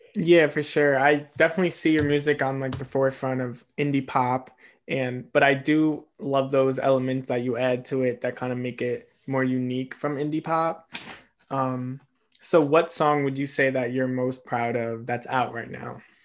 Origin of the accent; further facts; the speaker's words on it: East Coast, United States; I'm an East Coaster